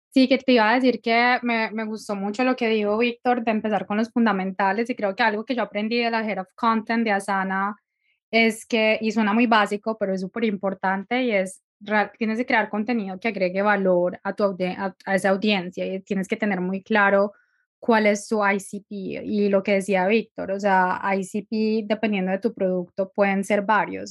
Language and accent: Spanish; Medellín, Antioquia, Colombia; moved away as an adult; also born or lived in California; now in Dublin, Ireland; soy colombiana de Medellín, pero llevo viviendo afuera bastante tiempo